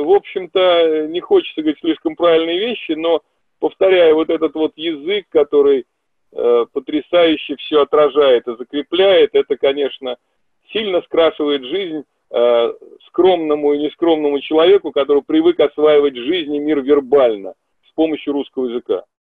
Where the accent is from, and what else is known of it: Russia